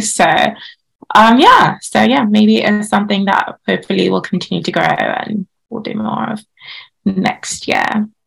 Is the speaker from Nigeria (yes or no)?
yes; Nigeria; now in United Kingdom; growing up in Nigeria, Nigeria is a very patri- patriarchal society.